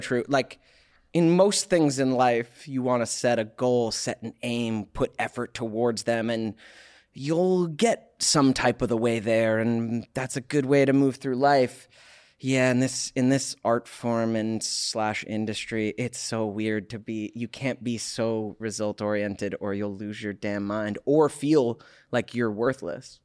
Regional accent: Alpharetta, Georgia, United States; now in Los Angeles, United States; Outside Atlanta, suburbs of Atlanta

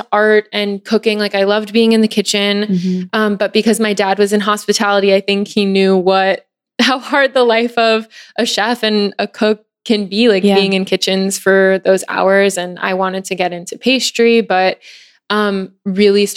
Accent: Arizona, United States; also born or lived in Hawaii; I grew up between Arizona and Hawaii

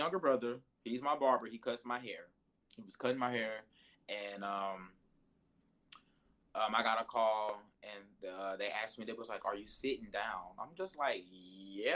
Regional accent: Hayti, Missouri, United States; I'm from Hayti, Missouri. It's 12 people.

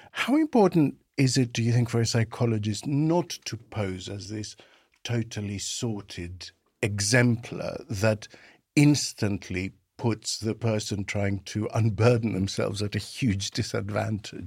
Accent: Greece; now in United Kingdom; in my home country, Greece, when I came over to the U K in nineteen ninety

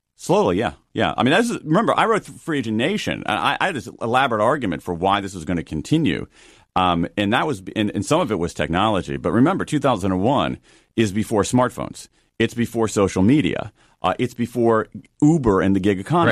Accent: Midwest, United States; I'm a kid from the Midwest

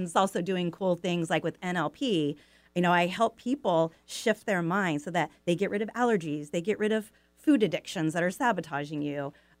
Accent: California, United States; moved away as an adult; also born or lived in Issaquah, Washington; now in Sammamish, United States; So now I live, in the Trossachs area, so it's just, a few blocks away. But what I grew up in California, but I moved up here 38 years ago.

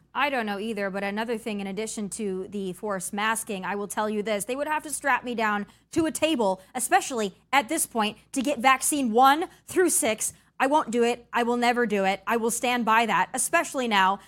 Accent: United States; As an American

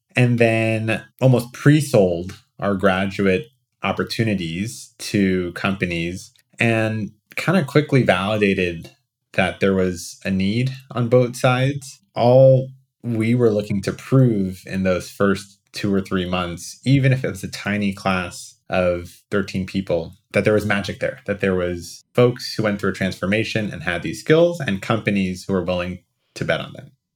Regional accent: New Jersey, United States; also born or lived in New York; I was born in New Jersey.

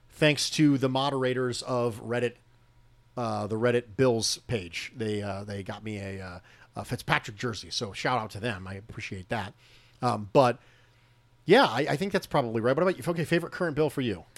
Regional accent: United States; I am born and raised as an American

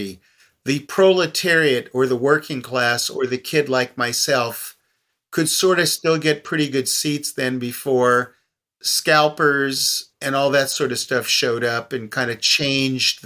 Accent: West Hollywood, California, United States; growing up in the West Hollywood area

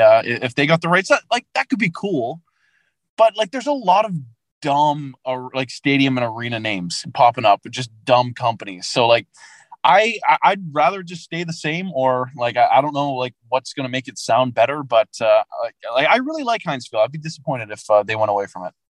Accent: Vancouver, British Columbia, Canada; growing up in Vancouver

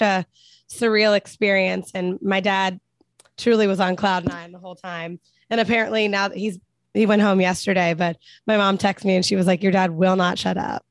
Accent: Cincinnati, Ohio, United States; moved away; we're both born and raised in Cincinnati.

